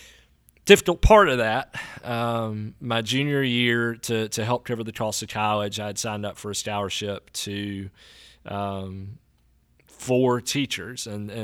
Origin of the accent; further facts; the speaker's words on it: Natchez, Mississippi, United States; I think while I was in college, while I was away from Natchez, I saw how broken Natchez was. And Natchez doesn't have any problems that other towns don't, but because it's where I was from